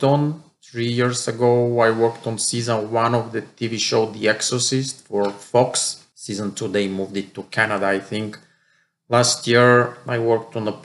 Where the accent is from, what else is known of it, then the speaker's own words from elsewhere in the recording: Bulgaria; moved away as an adult; now in Chicago, United States; I'm a film location manager based in Chicago. I'm originally from Bulgaria. I came to the United States in 1994, and I enrolled in a film school here in Chicago